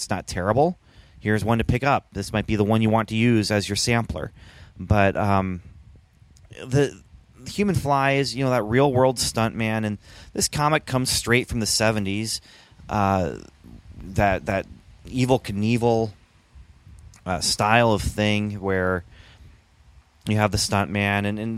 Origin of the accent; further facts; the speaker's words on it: Canada; I grew up in Canada